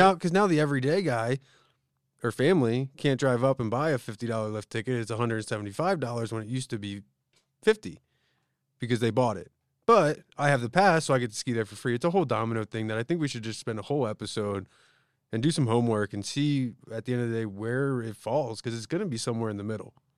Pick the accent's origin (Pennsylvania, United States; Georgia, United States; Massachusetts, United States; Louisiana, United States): Pennsylvania, United States; Conshohocken; moved away; I'm from the East Coast